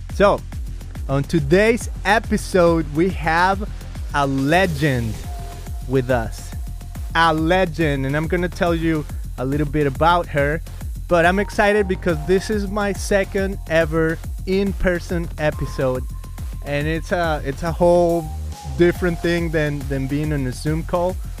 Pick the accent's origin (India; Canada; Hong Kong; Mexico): Mexico; moved away; I come from Mexico